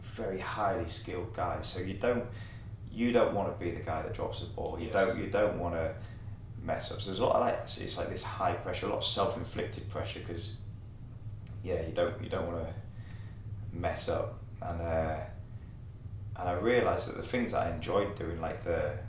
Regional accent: the Northeast, North East England, United Kingdom; moved away; I'm from the Northeast

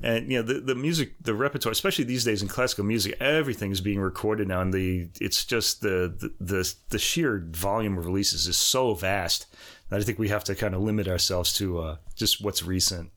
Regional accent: New York, United States; moved away as an adult; also born or lived in Boston; I'm from New York originally

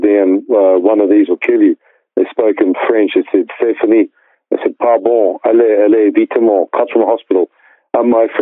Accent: New Zealand; I was born in New Zealand

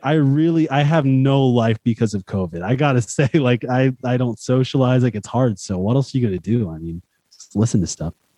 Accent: United States; I'm American

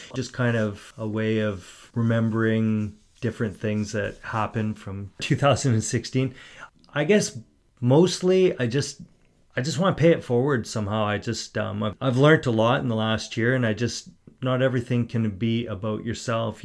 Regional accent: Port Coquitlam, British Columbia, Canada; I grew up in Port Coquitlam.

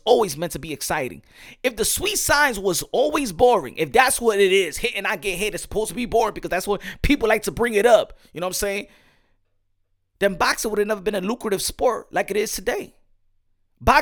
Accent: New York City, New York, United States; English is a second language; I'm from New York City

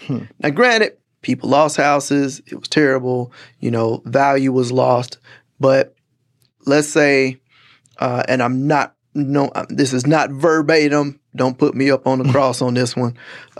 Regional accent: Gary, Indiana, United States; now in Texas, United States; the city where I'm from Gary, Indiana.

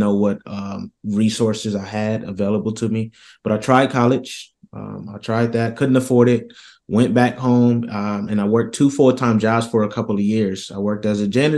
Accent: Rochester, New York, United States; I come from Rochester, New York, here in the States

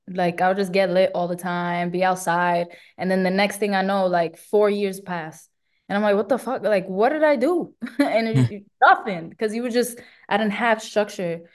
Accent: New York City, New York, United States; I'm Puerto Rican from the Bronx

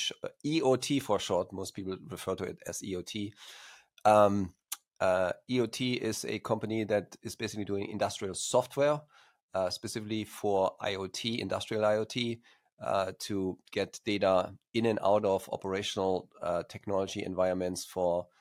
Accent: Germany; accent: slight accent; English is a second language; moved away as an adult; also born or lived in Stuttgart, Germany; now in California, United States; as you probably can hear from my slight accent, even though I'm based in California, United States, I'm originally from Germany, and studied computer science in Stuttgart there

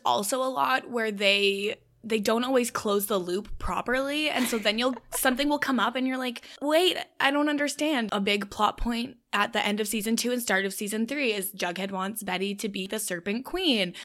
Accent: Canada; I'm Canadian

